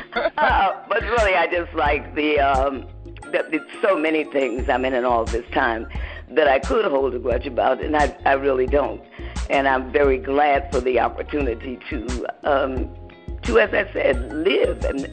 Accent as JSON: {"language": "English", "town": "Detroit", "region": "Michigan", "country": "United States", "moved": "as an adult", "lives_now": "West Orange, United States", "said": "I'm in West Orange, New Jersey, but of course I'm from Detroit. I got married 15 years ago, and moved here to New Jersey."}